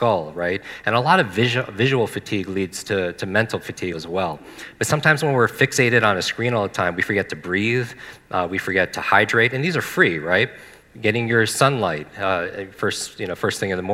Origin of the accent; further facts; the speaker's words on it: Northeast, United States; I grew up in the Northeast.